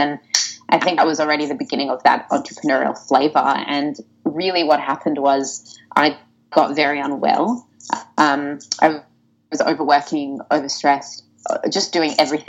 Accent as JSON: {"language": "English", "town": "Sydney", "region": "New South Wales", "country": "Australia", "tie": "born or raised there", "said": "I was born in Sydney. I was born in the beautiful suburb of Bondi Beach"}